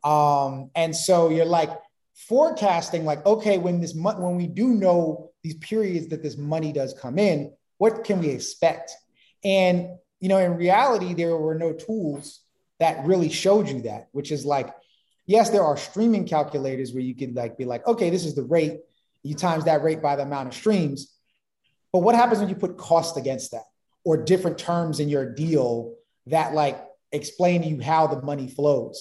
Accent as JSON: {"language": "English", "town": "New York City", "region": "New York", "country": "United States", "said": "I'm from Brooklyn, in Bed-Stuy"}